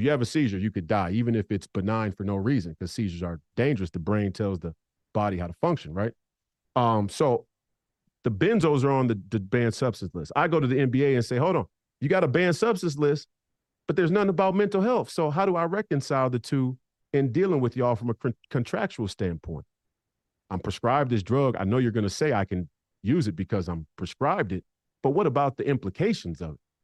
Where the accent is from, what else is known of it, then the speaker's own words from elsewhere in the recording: Hopkins, Minnesota, United States; also born or lived in Canada; I grew up in Hopkins. I went to high school in Hopkins. It's one of the most Jewish communities in Minnesota.